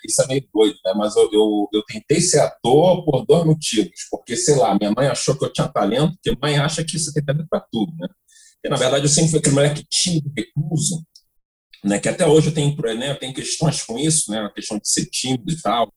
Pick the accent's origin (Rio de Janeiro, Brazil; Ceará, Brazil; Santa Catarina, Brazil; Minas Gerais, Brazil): Rio de Janeiro, Brazil; moved away as an adult; also born or lived in São Paulo / Bahia; eu sou do Rio